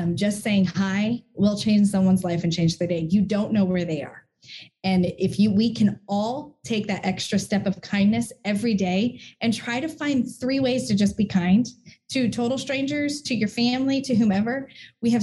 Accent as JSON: {"language": "English", "town": "Hamilton", "region": "New Jersey", "country": "United States", "moved": "yes", "said": "I miss the blueberries because I'm from Hamilton."}